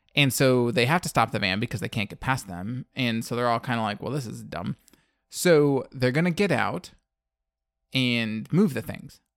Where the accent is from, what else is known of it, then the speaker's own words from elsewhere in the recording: Western Michigan, United States; I grew up in Western Michigan